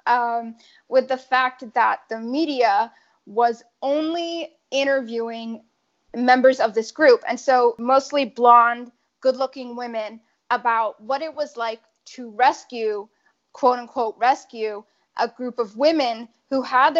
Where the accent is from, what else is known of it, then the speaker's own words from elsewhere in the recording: upstate New York, United States; moved away; also born or lived in Boston area; growing up at the time, I was in upstate New York, we later moved